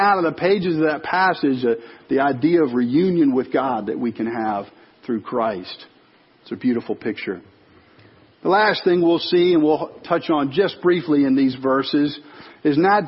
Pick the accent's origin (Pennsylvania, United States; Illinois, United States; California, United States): Illinois, United States; Chicago suburbs; moved away; I grew up in the Chicago suburbs